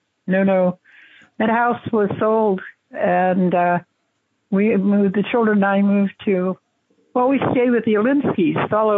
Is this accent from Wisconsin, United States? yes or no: no; San Francisco, California, United States; born there; San Francisco. I'm a red diaper baby. I was born the day of the great strike.